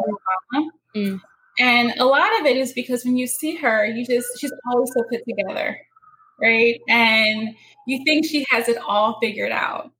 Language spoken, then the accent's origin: English; Northeast, United States; I'm from the Northeast and I can speak really quickly.